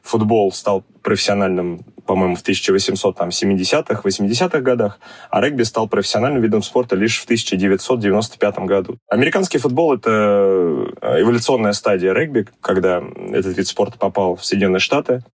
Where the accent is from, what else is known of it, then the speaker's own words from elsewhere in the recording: Zelenograd, Moscow, Russia; Я родился и вырос э, в Зеленограде